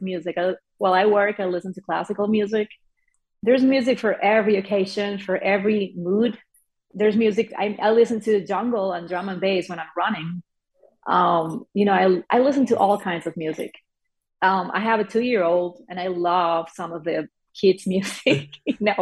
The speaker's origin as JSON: {"language": "English", "country": "Venezuela", "moved": "yes", "said": "I come from Venezuela, that's South America. I come from an oil town."}